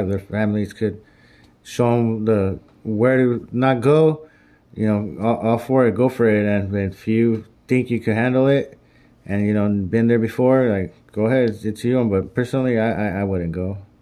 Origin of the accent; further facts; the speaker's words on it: California, United States; I'm from California